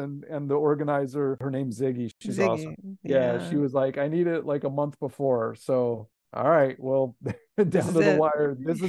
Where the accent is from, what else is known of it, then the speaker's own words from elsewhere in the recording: Los Angeles, California, United States; He's at USC in Los Angeles, and I'm from Los Angeles.